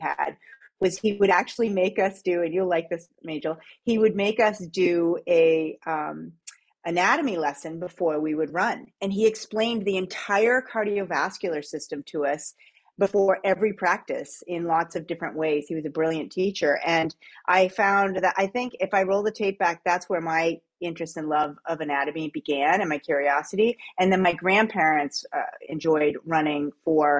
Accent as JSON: {"language": "English", "region": "New England", "country": "United States", "moved": "yes", "lives_now": "Canada", "said": "I'm an Eastern girl. I'm from New England originally. I'm an American living in Canada."}